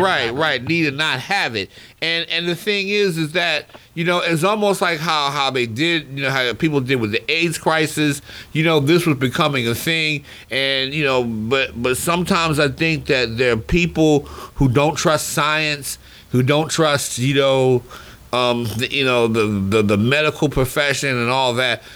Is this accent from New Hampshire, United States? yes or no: no; Baltimore, Maryland, United States; growing up in Baltimore, you know, at the at the old ballpark, Memorial Stadium